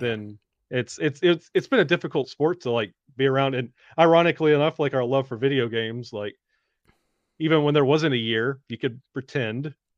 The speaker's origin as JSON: {"language": "English", "town": "Birmingham", "region": "Alabama", "country": "United States", "tie": "born or raised there", "said": "I grew up in Birmingham, Alabama."}